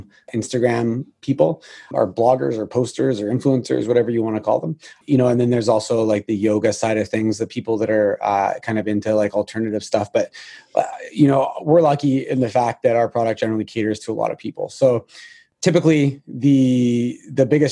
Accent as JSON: {"language": "English", "country": "Canada", "said": "being a Canadian"}